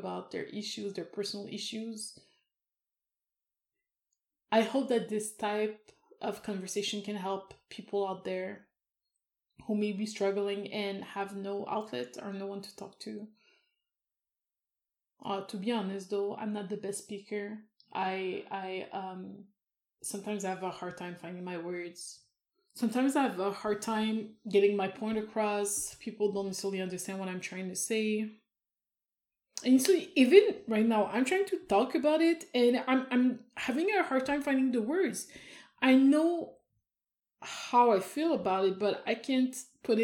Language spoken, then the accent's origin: English; Canada; I am Canadian